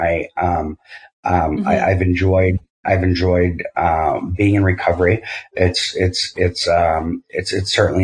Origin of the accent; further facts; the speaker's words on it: Massachusetts, United States; moved away; also born or lived in New York / California; I grew up in Massachusetts